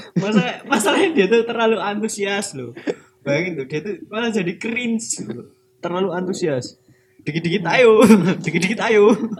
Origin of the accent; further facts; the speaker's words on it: Yogyakarta, Special Region of Yogyakarta, Indonesia; aku sebagai orang Jogja